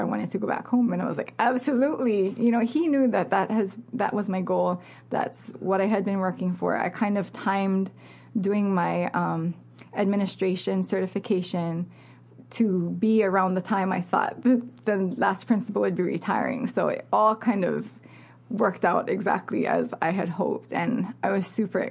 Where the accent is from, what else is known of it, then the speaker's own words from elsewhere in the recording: Molokai, Hawaii, United States; I grew up on Molokai with, you know, this kind of closed community